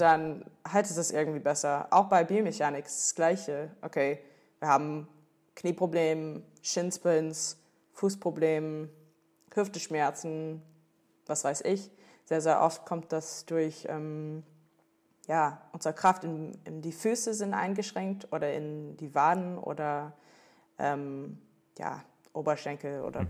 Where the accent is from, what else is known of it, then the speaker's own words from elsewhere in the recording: Washington, District of Columbia, United States; German is a second language; moved away as an adult; also born or lived in North Carolina; now in Cologne, Germany; ursprünglich natürlich komme ich aus, aus den Staaten. Ähm, ich bin in North Carolina geboren, bin, bin in DC aufgewachsen, Washington DC